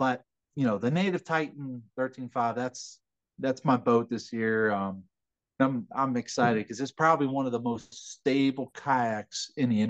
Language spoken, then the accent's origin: English; Calvert County, Maryland, United States; moved away; my hometown in Calvert County